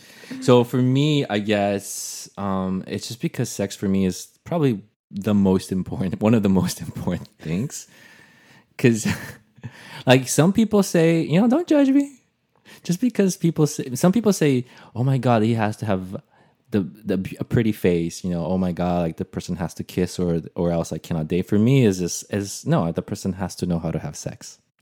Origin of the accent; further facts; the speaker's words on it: Brazil; now in United States; I had a hard time with that also when I moved from Brazil, because in Portuguese, that's actually very hard.